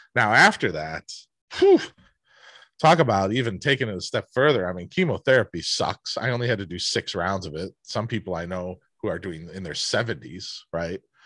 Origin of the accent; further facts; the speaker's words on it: Cleveland, Ohio, United States; I grew up in Cleveland, a Midwest work ethic.